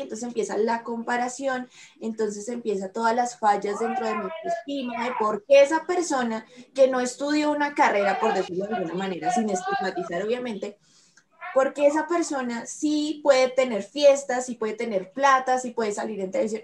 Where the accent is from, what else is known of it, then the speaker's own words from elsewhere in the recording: Colombia; no todos los colombianos somos así